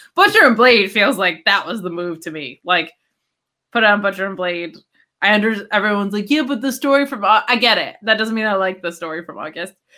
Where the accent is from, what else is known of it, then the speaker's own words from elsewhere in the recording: upstate New York, United States; upstate New York from my hometown growing up